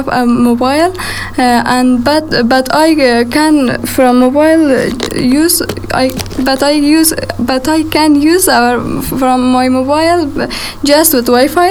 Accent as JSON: {"language": "English", "region": "Kabul", "country": "Afghanistan", "tie": "born or raised there", "moved": "yes", "lives_now": "United States", "said": "I'm from Afghanistan. I was born in Kabul."}